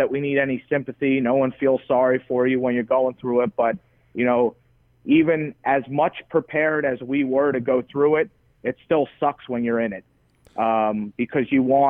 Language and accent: English; New York, United States; moved away as an adult; now in Nebraska, United States; Being a New Yorker